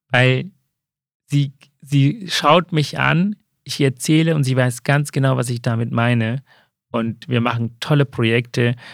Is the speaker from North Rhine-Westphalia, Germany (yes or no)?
no; Hamburg, Germany; Also ich komme ja aus dem Haus Sozialdemokrat, ich bin mhm. Hamburger.